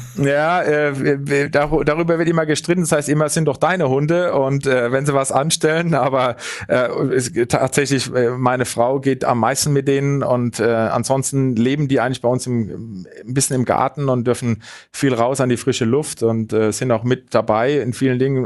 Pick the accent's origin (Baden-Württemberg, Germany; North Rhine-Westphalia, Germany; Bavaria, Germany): Bavaria, Germany; Munich; als Münchner